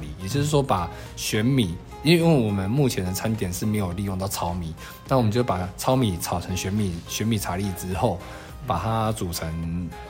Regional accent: Guanshan, Taitung County, Taiwan; 我是来自台东关山电光部落的日出合作，

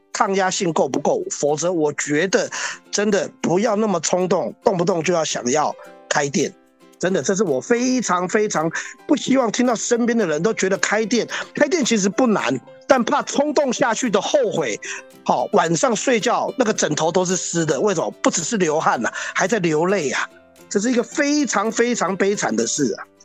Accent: Taiwan; also born or lived in Hong Kong (father's origin); 其实我也是台湾人，而且我在台湾当了两年兵，还是空降特种部队。哦，那我也在台湾念书

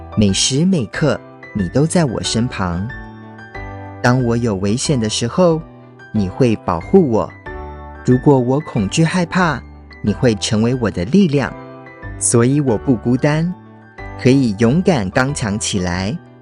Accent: United States; moved away; also born or lived in Taiwan; 小时候在美国长大，邻居的小朋友都是美国人或是墨西哥人，就只有我一个台湾的小孩

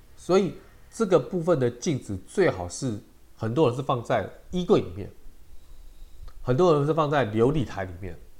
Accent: Taiwan; 我们中国人跟台湾人

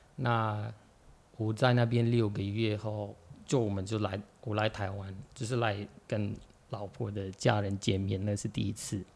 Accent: Morocco; Chinese is a second language; moved away as an adult; now in Taiwan; 我来自摩洛哥

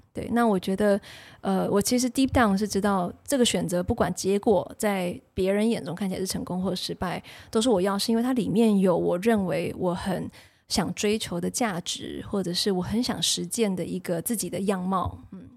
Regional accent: Taiwan; moved away as an adult; also born or lived in United States; 我作为一个从小在台湾学英文的学生

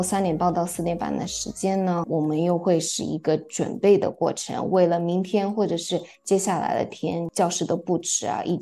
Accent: Japan; also born or lived in China; now in New York, United States; 我是嗯中日混血，所以呢，成长在日本，出生在日本，但是又在中国大陆成长很长时间，然后。现在又在这边，所以我会三国语言。

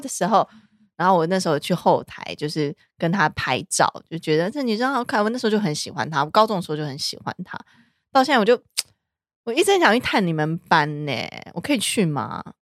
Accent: Taiwan; 我们台湾人代表整个华人的市场

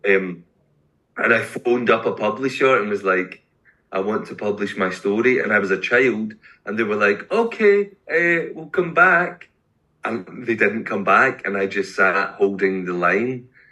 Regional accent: Glasgow, Scotland, United Kingdom; now in Edinburgh, United Kingdom; I am a Scottish poet. Eh, from Glasgow, but I live in Edinburgh.

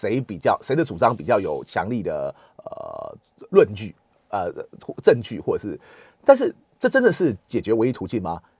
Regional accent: Taiwan; 反倒是我们台湾人会觉得，就是说我们可能甚至我们表面上不会有冲突，但是我们之后会怀恨在心。

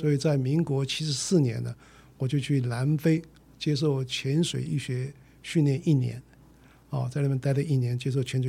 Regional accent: Chiayi, Taiwan; born there; 我是这个从嘉义出生了哦，我是这个国中第一届。

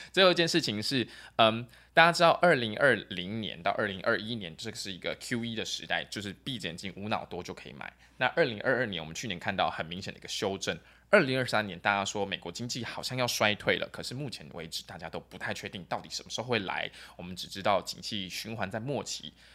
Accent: Taiwan; 毕竟我是台湾人

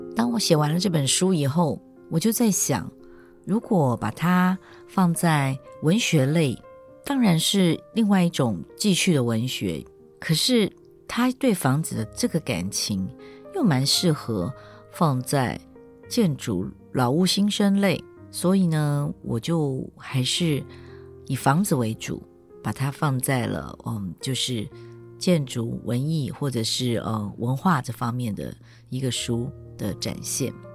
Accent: Kaohsiung, Taiwan; moved away as an adult; 我从最小最小的眷村搬到一个大的将军宅

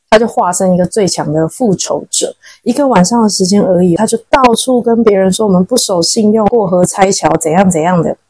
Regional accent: Taiwan; now in China; 我们台湾人

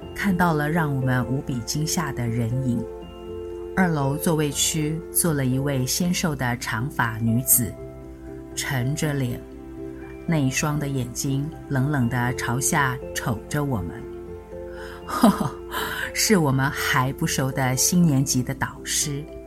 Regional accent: Xinying, Tainan, Taiwan; moved away; 今天想来谈谈我生长的地方——新营

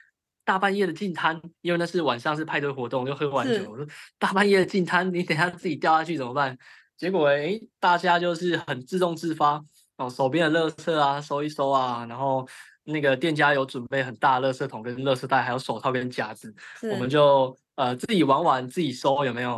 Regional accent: southern Taiwan, Taiwan; 对，我是南部人

